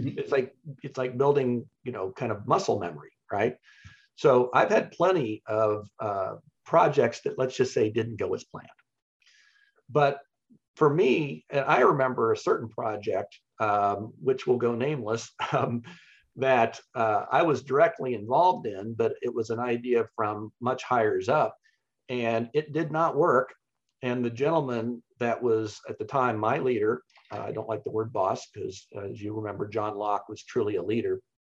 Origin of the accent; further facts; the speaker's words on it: Wichita, Kansas, United States; I grew up in Wichita, Kansas